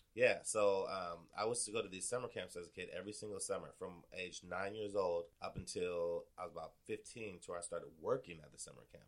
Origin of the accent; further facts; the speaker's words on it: Portland, Oregon, United States; also born or lived in Wisconsin; I, grew up in Northeast Portland